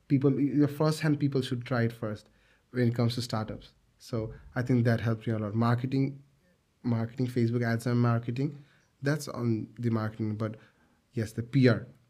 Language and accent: English; Bangladesh; we come from a garments factory country